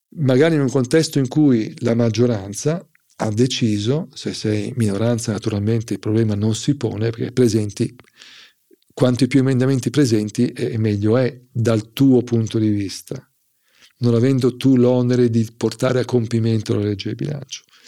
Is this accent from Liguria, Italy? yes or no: no; Milan, Lombardy, Italy; sono milanese